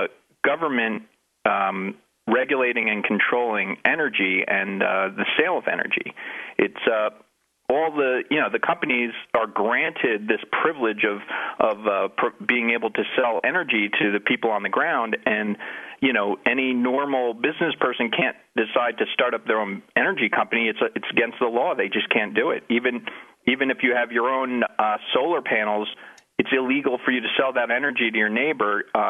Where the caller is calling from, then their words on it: Keene, New Hampshire, United States; also born or lived in New Jersey; I do live in Keene, New Hampshire, but I moved from New Jersey.